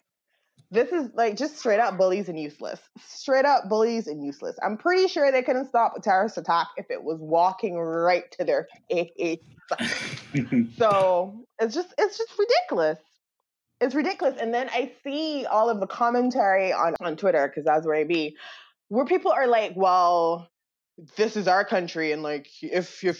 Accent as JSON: {"language": "English", "country": "Barbados", "tie": "born or raised there", "moved": "as an adult", "lives_now": "United States", "said": "I came from Barbados to America."}